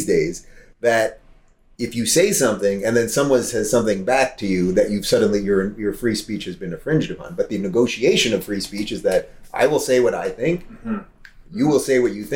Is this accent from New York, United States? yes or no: yes; New York, United States; I grew up in New York in a largely liberal family.